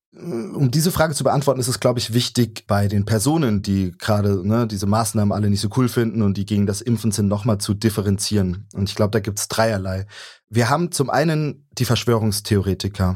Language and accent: German; Saxony, Germany; also born or lived in Leipzig